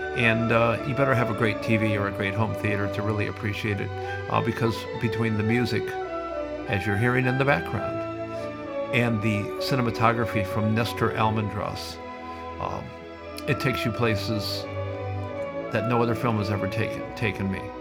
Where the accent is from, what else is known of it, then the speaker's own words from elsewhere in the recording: Sioux City, Iowa, United States; moved away; originally I am from America, as you know, Sioux City, Iowa